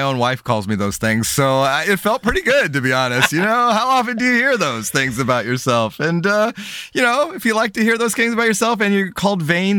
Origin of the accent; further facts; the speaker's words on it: Santa Cruz, California, United States; You know, we grew up in Santa Cruz.